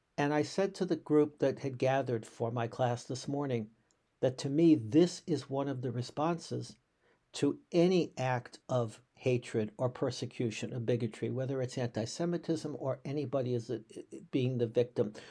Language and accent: English; Boston, Massachusetts, United States; I grew up in Boston